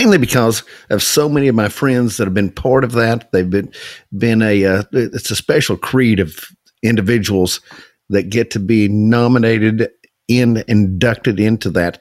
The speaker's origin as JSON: {"language": "English", "town": "Okemah", "region": "Oklahoma", "country": "United States", "tie": "born or raised there", "said": "I grew up in Okemo, Oklahoma. It's a town of about 2,000 people in Okefuskee County"}